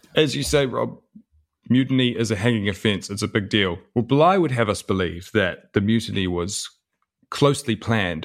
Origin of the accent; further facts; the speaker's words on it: New Zealand; my father was born and raised in New Zealand, and so was